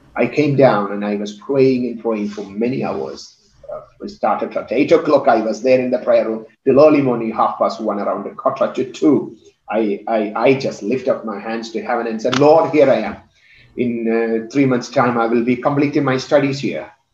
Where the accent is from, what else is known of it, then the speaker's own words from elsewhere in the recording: India; I come from India